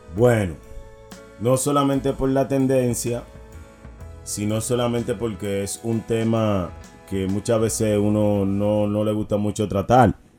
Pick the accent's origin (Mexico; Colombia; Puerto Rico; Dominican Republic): Dominican Republic; como dominicano que soy